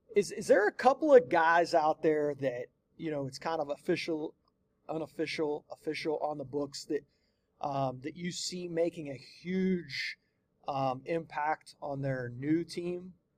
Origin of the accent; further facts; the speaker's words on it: United States; where I grew up, right there on that Ohio West Virginia border